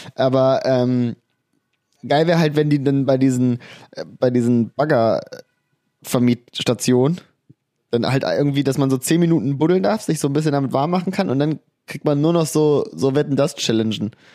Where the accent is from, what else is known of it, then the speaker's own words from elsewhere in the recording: Harz, Germany; bei uns im Harz